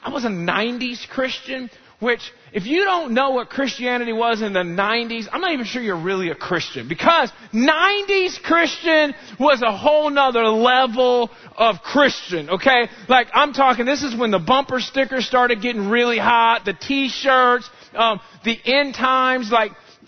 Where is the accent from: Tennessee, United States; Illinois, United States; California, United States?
Illinois, United States; Chicago; I grew up in Chicagoland area